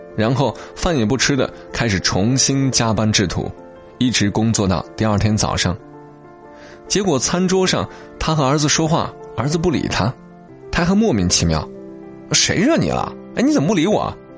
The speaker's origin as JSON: {"language": "Chinese", "region": "Hunan", "country": "China", "said": "作者就叫刘小念，是我们湖南这边的一个写手。"}